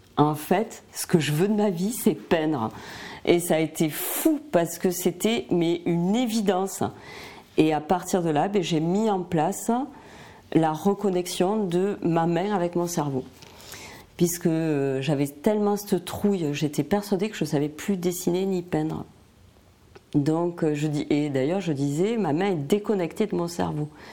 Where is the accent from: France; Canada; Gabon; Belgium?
France; Albi, Occitania; now in Montpellier area, France; je suis dans la région de Montpellier et je suis originaire d'Albi dans le Tarn.